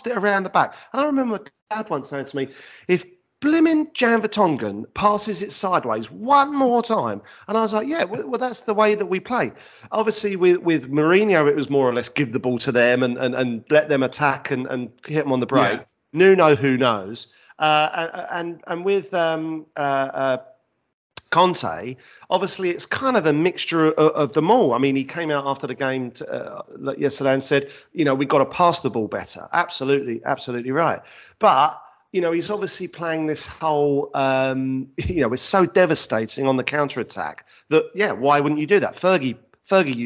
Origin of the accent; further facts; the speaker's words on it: London, United Kingdom; moved away as an adult; now in Leigh-on-Sea, United Kingdom; I grew up in South East London